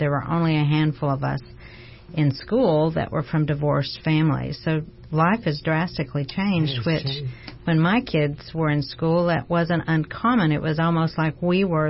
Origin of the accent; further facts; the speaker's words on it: Oklahoma, United States; I grew up in Oklahoma